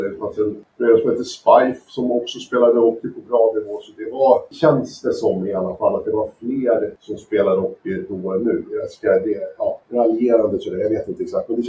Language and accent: Swedish; Södertälje, Stockholm County, Sweden; moved away as an adult; also born or lived in Los Angeles, United States / France; född och uppvuxen i Södertälje och när jag föddes så bodde vi lite mer centralt i stan. Men eh, eh, jag är född och uppvuxen och gått i skola i Ronna